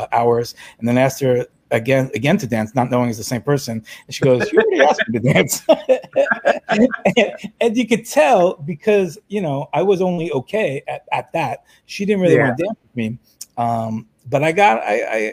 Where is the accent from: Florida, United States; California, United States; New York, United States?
New York, United States; New York City; I'm a New Yorker